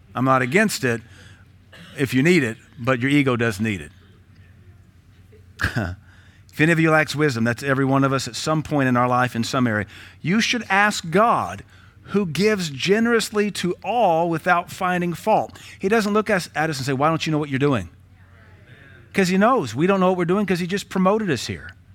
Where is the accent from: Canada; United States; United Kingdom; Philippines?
United States